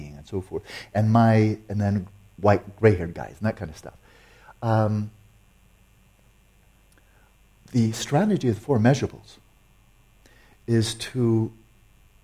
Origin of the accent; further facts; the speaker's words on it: United States; I'm American